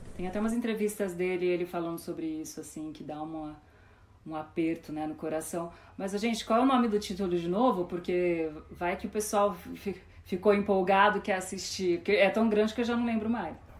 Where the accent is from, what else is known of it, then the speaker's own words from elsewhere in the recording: Ribeirão Preto, São Paulo, Brazil; eu sou de Ribeirão Preto